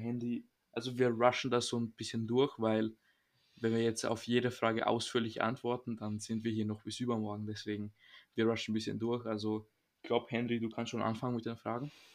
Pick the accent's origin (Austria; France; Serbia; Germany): Serbia; moved away; ich komme aus Serbien